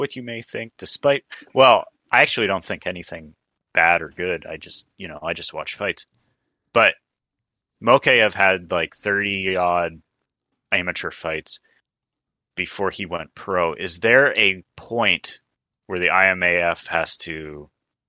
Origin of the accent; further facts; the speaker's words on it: United States; I'm American